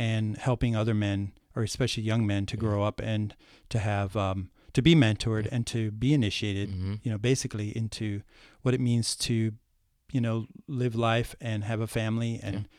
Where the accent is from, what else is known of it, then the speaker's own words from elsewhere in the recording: Ohio, United States; moved away; also born or lived in New York City; I escaped the cornfields of Ohio, uh-huh. right? but I was born in the cornfields mm-hmm. nearby.